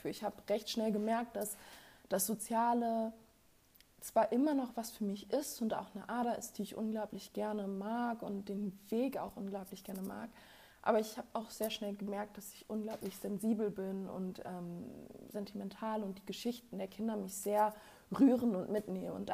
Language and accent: German; Hamburg, Germany; ich komme ursprünglich aus Hamburg, es wird doch alles wohl zentriert nach Hamburg sein